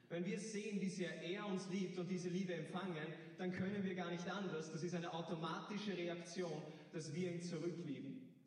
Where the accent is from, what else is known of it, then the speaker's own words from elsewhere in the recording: Hagenbrunn, Lower Austria, Austria; ich bin 19 Jahre alt. Ich, ich komme aus Hagenbrunn.